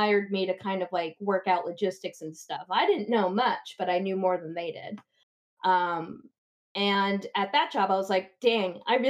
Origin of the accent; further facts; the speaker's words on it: New Jersey, United States; I'm from New Jersey